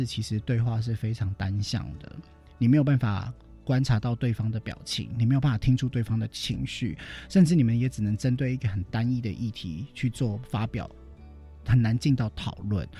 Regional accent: Chiayi, Taiwan; moved away; 我自己本来也是嘉义的青年

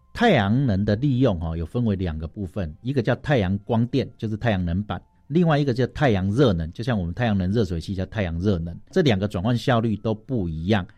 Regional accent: Taitung County, Taiwan; 我是来自台东的

